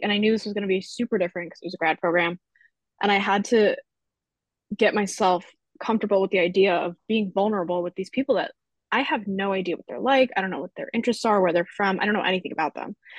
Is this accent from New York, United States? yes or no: yes; Long Island, New York, United States; moved away as an adult; I'm from Long Island, which is whatever, six to eight hours away.